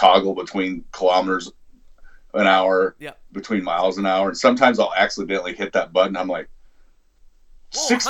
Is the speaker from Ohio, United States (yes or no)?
no; south of Chicago, Illinois, United States; I'm not from Chicago, but I'm from further the south. I live amongst the corn